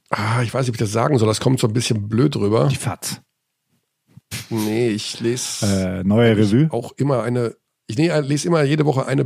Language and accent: German; Hagen, North Rhine-Westphalia, Germany; das ist für mich relativ einfach, weil er aus meiner Heimatstadt kommt.